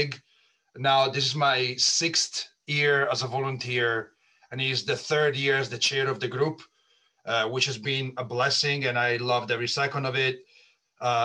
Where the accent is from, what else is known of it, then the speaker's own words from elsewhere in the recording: Italy; moved away as an adult; now in United States; I was born and raised in Italy, so pretty far away from the United States.